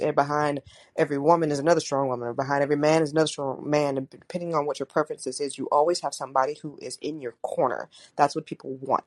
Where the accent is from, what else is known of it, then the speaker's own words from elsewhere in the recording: St. Louis, Missouri, United States; I was born in St. Louis